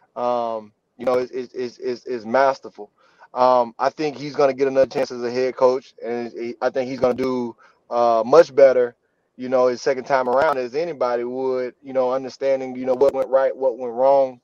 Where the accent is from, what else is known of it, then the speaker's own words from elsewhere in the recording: Mississippi, United States; I'm from Mississippi.